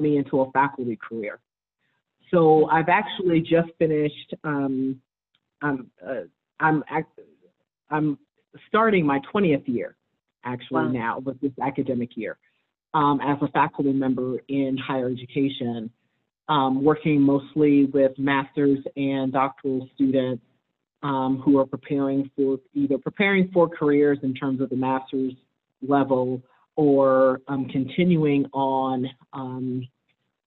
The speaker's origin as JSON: {"language": "English", "town": "New York City", "region": "New York", "country": "United States", "tie": "born or raised there", "also_born_or_lived": "Michigan / Colorado", "moved": "as an adult", "said": "I'm from New York City. originally born and raised in New York, in Harlem particularly"}